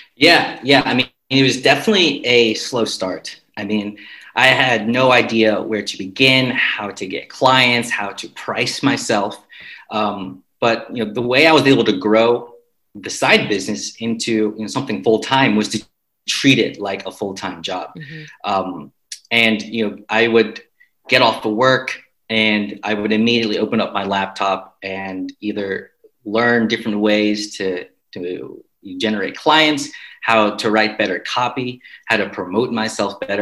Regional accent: United States; moved away as an adult; also born or lived in Jackson, Mississippi / Barcelona, Spain; now in Budapest, Hungary; from the U.S., but moved out here to to Budapest

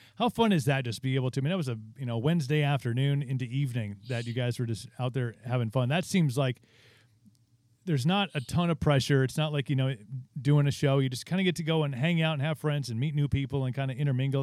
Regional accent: Wisconsin, United States; we're from Wisconsin, and, like, drinking is just, like, our thing

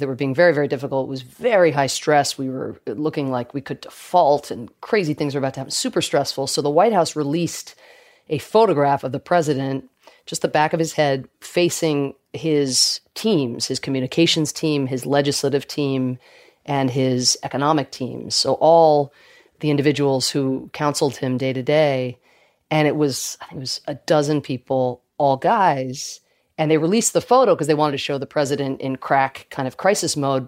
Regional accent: Georgia, United States; born or raised there; accent: Irish; also born or lived in Ireland

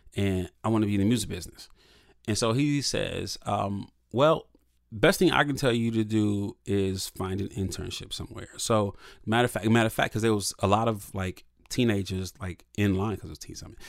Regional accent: Toledo, Ohio, United States; I'm from Toledo, Ohio, which is, you know, if you drive fast, it's like half an hour from Detroit

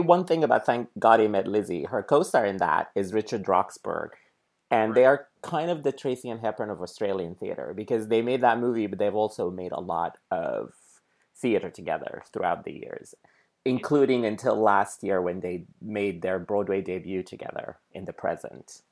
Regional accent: Sudan; now in New York City, United States; I grew up in Sudan

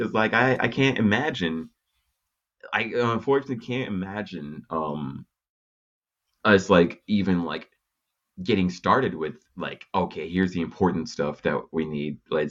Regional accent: Texas, United States; also born or lived in Japan; now in Los Angeles, United States; I'm from Texas, and it's like, I live in Los Angeles from Texas

